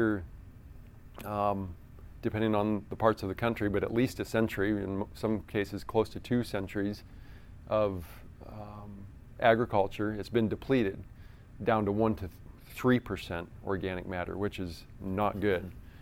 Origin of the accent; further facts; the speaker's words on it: Iowa, United States; I grew up in Iowa